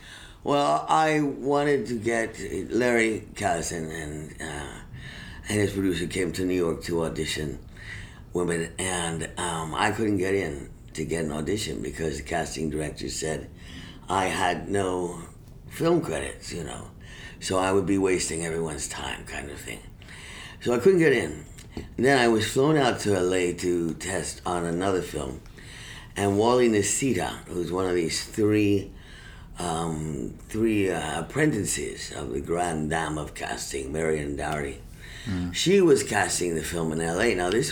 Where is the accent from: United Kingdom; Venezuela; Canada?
Venezuela; also born or lived in Colombia / Cuba; I grew up in Venezuela 5 years.